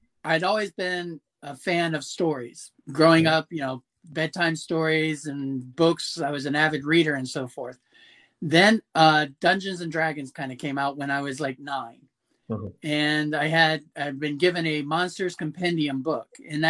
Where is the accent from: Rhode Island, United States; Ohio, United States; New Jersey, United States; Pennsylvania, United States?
Ohio, United States; Madison; moved away as an adult; also born or lived in Germany; now in Orlando, United States; I grew up in Madison, Ohio, a small town